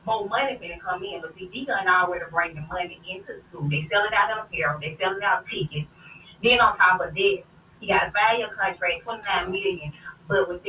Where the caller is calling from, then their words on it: Harrytown, Alabama, United States; Yes, it's … from Harrytown, Alabama.